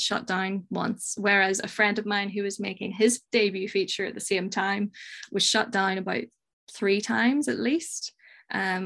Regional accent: Northern Ireland, United Kingdom; I'm from Northern Ireland. Most people only know Belfast, so I'll say Belfast

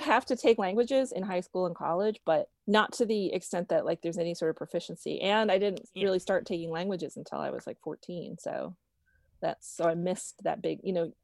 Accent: Florida panhandle, United States; now in Brooklyn, United States; I grew up in North Florida, in the panhandle of Florida on the Gulf Coast, and living in Brooklyn, New York

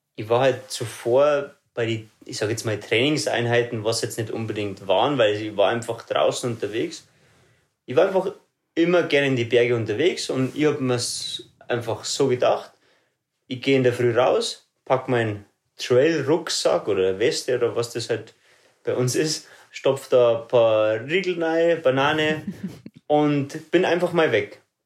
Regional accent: Ruhpolding, Bavaria, Germany; Also ich bin äh, aufgewachsen in Ruppolding, dort lebe ich bis heute noch.

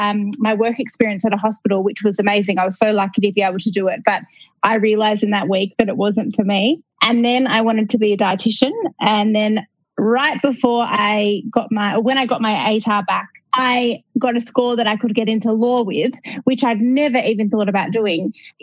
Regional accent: Melbourne, Victoria, Australia; So I grew up in Melbourne in Australia, and I didn't know what I wanted to do.

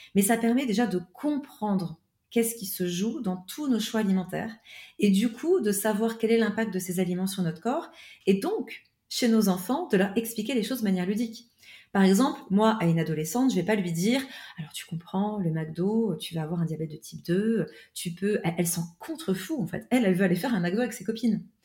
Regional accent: France; moved away; also born or lived in Switzerland; je suis française à la base

